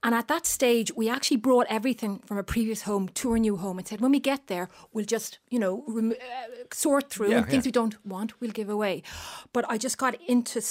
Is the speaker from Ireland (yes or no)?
yes; Bray, Leinster, Ireland; I was brought up in Bray, County Wicklow